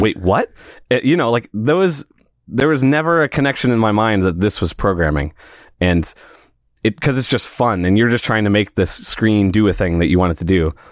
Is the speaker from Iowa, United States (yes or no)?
no; St. Louis, Missouri, United States; also born or lived in Springfield, Missouri; I'm from Saint Louis